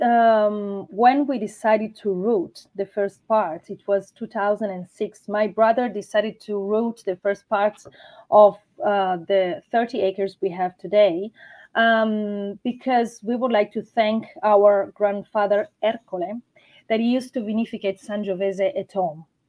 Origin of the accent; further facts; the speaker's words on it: Urbino, Marche, Italy; I'm from Urbino. Urbino is uh, a UNESCO heritage city placed on top of a hill in Marche region